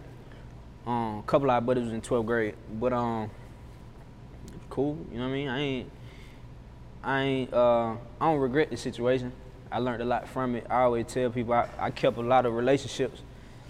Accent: Atlanta, Georgia, United States; So most people probably know Boulder Crest, but I'm from Flat Shoals. It's really same old shit, really growing up

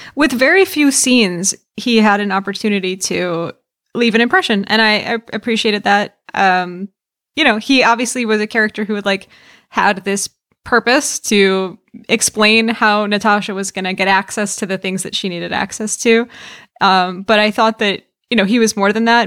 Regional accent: New York, United States; the same county in New York that I am from

